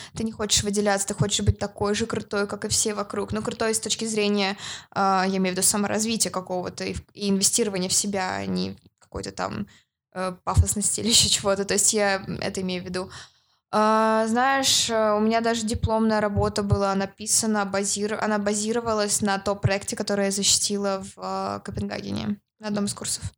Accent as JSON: {"language": "Russian", "town": "Yekaterinburg", "region": "Sverdlovsk Oblast", "country": "Russia", "said": "я из России."}